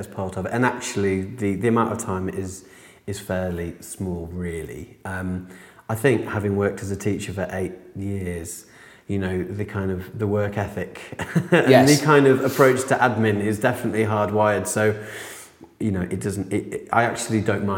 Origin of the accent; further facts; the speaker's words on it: Yorkshire and the Humber, United Kingdom; I was born and brought up in Yorkshire